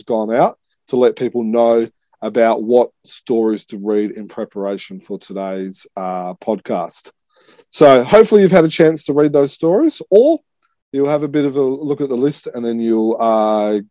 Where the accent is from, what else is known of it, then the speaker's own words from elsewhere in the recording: Australia; I'm Australian